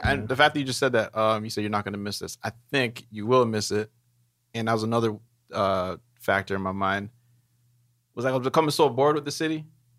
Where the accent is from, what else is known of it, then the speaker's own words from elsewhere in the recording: Brampton, Ontario, Canada; now in Toronto, Canada; Like, even when we moved from Brampton to Toronto, we take a drive to Brampton, like, fuck, it's kind of nice.